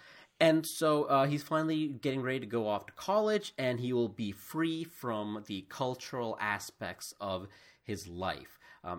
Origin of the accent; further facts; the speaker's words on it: India; born there; you wouldn't generally guess that I was born in India.